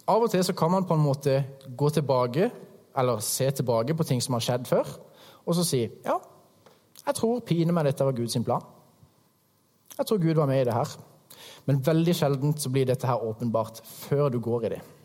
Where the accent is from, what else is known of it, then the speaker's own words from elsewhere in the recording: Hægeland, Agder, Norway; moved away; kommer jeg fra Krembygda Hægeland